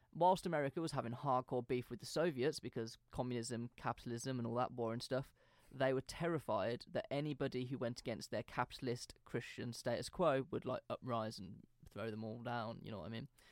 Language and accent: English; United Kingdom; we grew up in British schools